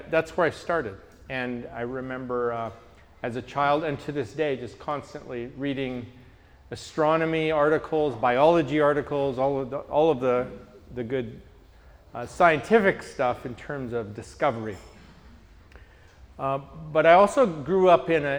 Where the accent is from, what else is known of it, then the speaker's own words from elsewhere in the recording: Canada; I'm from Canada